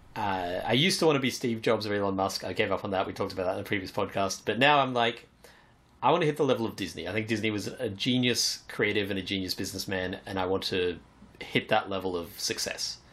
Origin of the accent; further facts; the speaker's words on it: Australia; I was born in Australia